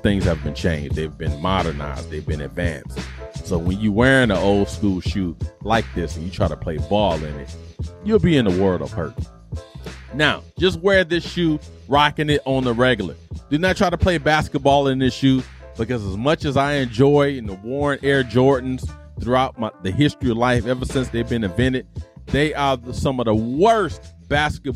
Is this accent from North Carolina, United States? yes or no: no; Detroit, Michigan, United States; growing up in Detroit, the west side of Detroit